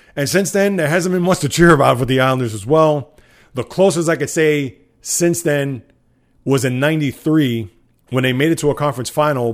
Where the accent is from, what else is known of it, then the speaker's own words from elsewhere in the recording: New York City, New York, United States; growing up in the Bronx